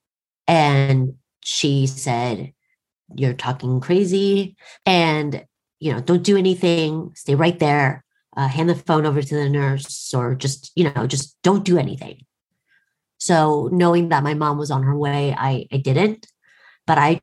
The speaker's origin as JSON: {"language": "English", "town": "Portland", "country": "United States", "tie": "born or raised there", "said": "growing up in Portland"}